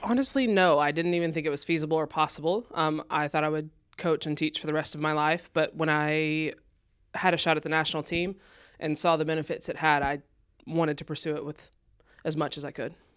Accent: Texas, United States; moved away; I'm originally from Texas.

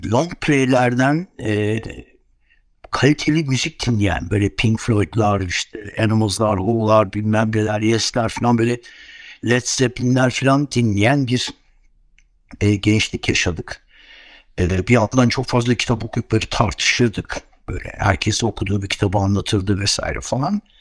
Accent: Istanbul, Turkey; ve aslında ben tabii İstanbulluyum. İstanbul'da büyüdüm. Bütün çocukluğum İstanbul'da geçti.

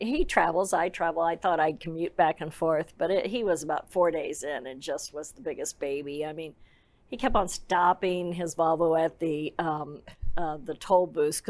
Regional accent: St. Louis, Missouri, United States; moved away as an adult; also born or lived in France / Lyon; now in Dallas, United States; I was from St. Louis, Missouri, and I came back and I had all this French culinary education.

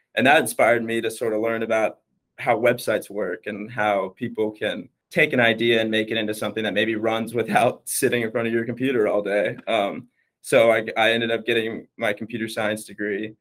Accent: Wilmington, North Carolina, United States; moved away as an adult; now in Dallas, United States; I am actually from Wilmington, North Carolina

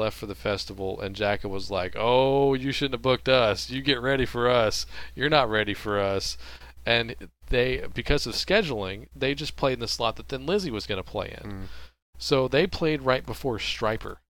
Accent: Texas, United States; also born or lived in Louisiana; I was raised in Texas. I've lived in Texas pretty much my whole life

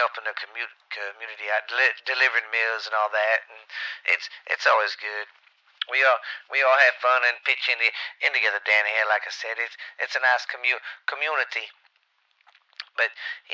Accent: the South, United States; I'm from the South, and we was Democrats for a long time

